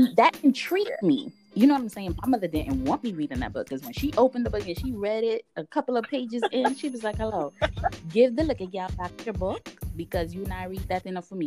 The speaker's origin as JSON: {"language": "English", "country": "United States", "tie": "born or raised there", "said": "we're growing up in America"}